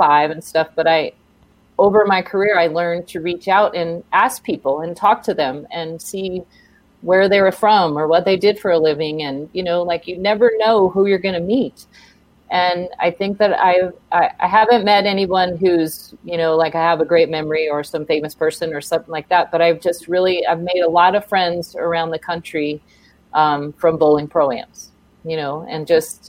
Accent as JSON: {"language": "English", "town": "Fremont", "region": "California", "country": "United States", "tie": "born or raised there", "said": "I grew up in Fremont"}